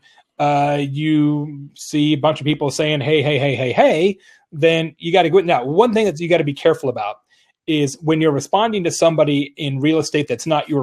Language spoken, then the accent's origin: English; Arizona, United States; moved away; from Arizona originally